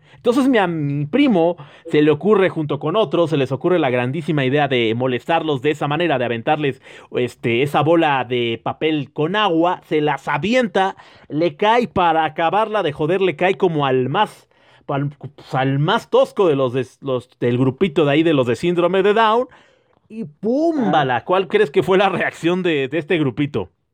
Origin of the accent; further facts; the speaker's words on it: Mexico; nosotros como somos vergueros, como buen mexicano